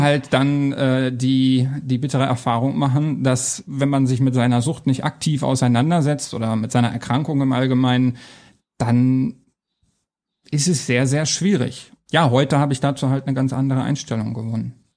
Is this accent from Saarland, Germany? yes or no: no; Hanover, Lower Saxony, Germany; moved away as an adult; also born or lived in Coburg / Essen / Trier; Ich bin in Hannover geboren, aufgewachsen und bin wegen meiner Freundin damals dann nach Coburg, nach Bayern gezogen.